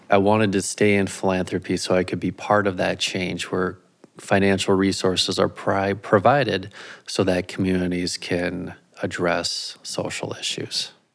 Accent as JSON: {"language": "English", "town": "Minneapolis–Saint Paul", "region": "Minnesota", "country": "United States", "tie": "born or raised there", "lives_now": "Grand Rapids, United States", "said": "I grew up in, in the Twin Cities"}